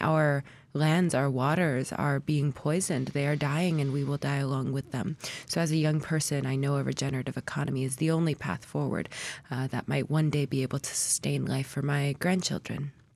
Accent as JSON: {"language": "English", "town": "Anchorage", "region": "Alaska", "country": "United States", "tie": "born or raised there", "said": "I was born and raised here in Anchorage"}